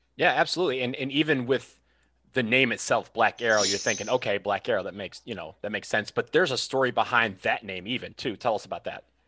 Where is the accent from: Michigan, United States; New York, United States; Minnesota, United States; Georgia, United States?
Michigan, United States; Detroit; I'm from Detroit, one of one of Detroit's finest